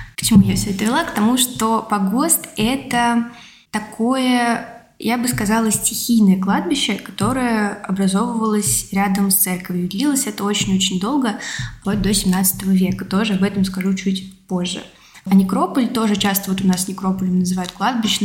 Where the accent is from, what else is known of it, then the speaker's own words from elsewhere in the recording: Tula Oblast, Russia; now in Moscow, Russia; я не москвичка, я сама из Тульской области